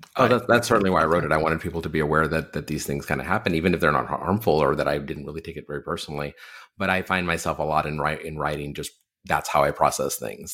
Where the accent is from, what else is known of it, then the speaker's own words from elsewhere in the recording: Texas, United States; I'm from Texas